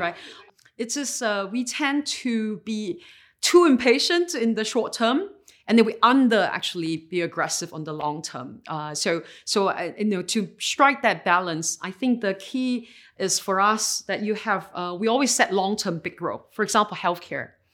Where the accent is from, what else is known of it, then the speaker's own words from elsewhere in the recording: Singapore; I was born and raised in Singapore